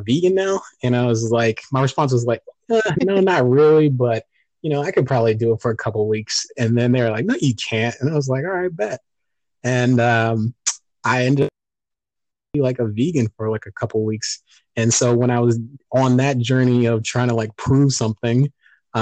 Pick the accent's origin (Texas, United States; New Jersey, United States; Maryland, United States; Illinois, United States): Maryland, United States; Montgomery County; also born or lived in Boston, Massachusetts; I grew up in the DMV, DC, Maryland, Virginia